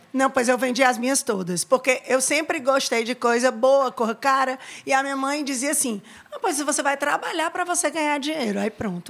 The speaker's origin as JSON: {"language": "Portuguese", "region": "Ceará", "country": "Brazil", "tie": "born or raised there", "moved": "as an adult", "lives_now": "Salvador, Brazil", "said": "do Ceará"}